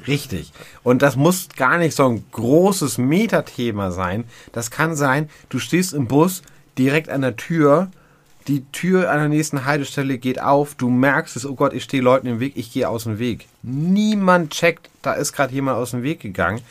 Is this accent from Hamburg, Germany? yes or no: yes; Hamburg, Germany; Und ich bin ja nun wie du ein Kind der Großstadt, der Hamburger norddeutschen Großstadt